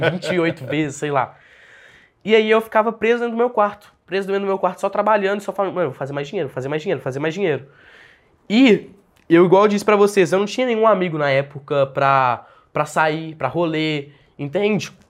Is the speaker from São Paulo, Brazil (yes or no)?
no; Belo Horizonte, Minas Gerais, Brazil; also born or lived in Uberlândia / Araguari; Eu nasci em Belo Horizonte, nasci aqui em Belo Horizonte, morei aqui até os meus 14 anos